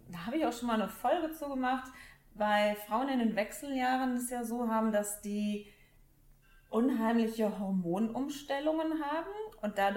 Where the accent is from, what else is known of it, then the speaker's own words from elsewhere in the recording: Cologne, North Rhine-Westphalia, Germany; weil ich bin ja Kölnerin.